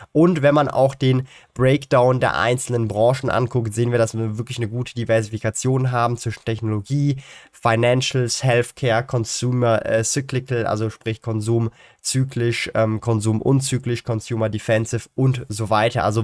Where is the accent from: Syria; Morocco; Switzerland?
Switzerland